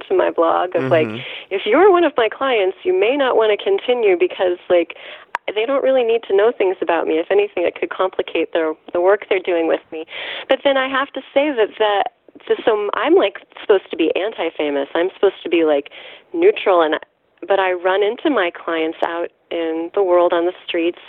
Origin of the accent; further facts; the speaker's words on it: Missouri, United States; I'm from Missouri